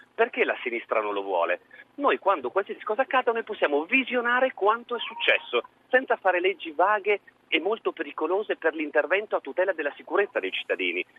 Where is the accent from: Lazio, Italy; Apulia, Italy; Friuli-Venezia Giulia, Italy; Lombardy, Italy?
Friuli-Venezia Giulia, Italy; Trieste; io l'ho vissuta sulla nostra pelle da triestino